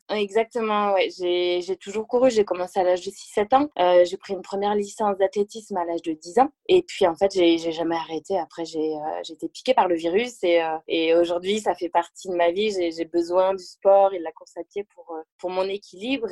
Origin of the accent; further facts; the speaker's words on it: Le Mans, Pays de la Loire, France; moved away as an adult; also born or lived in Angers / Toulouse; now in Uzès, France; je suis née euh, au Mans, en Sarthe, euh, où j'ai vécu jusqu'à jusqu'à mes 18 ans.